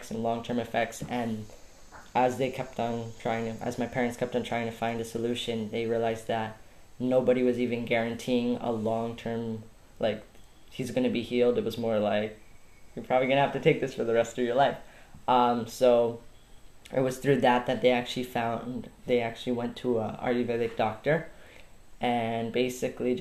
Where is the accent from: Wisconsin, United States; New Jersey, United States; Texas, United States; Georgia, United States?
New Jersey, United States; moved away as an adult; also born or lived in Costa Rica; now in San Juanillo, Costa Rica; I was born in New Jersey, so the United States. So I lived most of my life there, but I've been living the last 6 years now in Costa Rica.